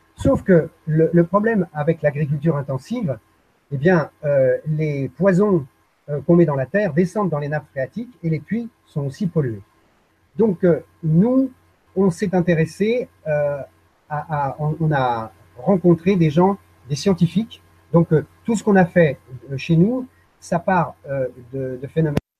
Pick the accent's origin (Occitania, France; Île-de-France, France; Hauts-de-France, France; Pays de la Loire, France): Île-de-France, France; Paris; moved away as an adult; je suis né à Paris